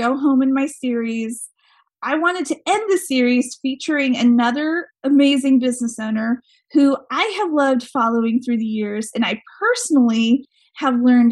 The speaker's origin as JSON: {"language": "English", "region": "Montana", "country": "United States", "tie": "born or raised there", "said": "That's my home state."}